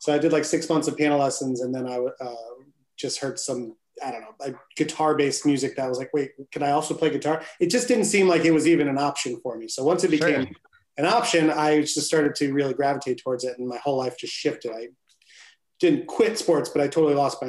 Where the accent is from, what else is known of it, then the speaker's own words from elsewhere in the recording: Bridgeport, Connecticut, United States; Born and raised in Bridgeport. And we both live here now